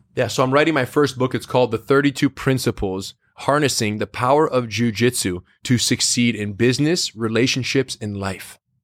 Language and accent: English; United States; being American-born